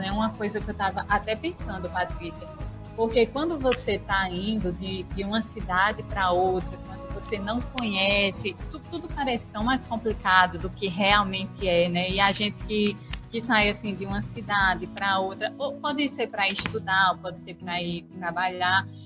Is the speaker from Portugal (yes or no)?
no; Sossego, Paraíba, Brazil; also born or lived in Campina Grande; eu sou de Sossego. E Cuité é próximo de Sossego. Ali com uns 40 minutinhos você chega em, em Cuité. Aí depois eu fui para Campina Grande, fiz a, o mestrado lá, então já era uma cidade nova, né?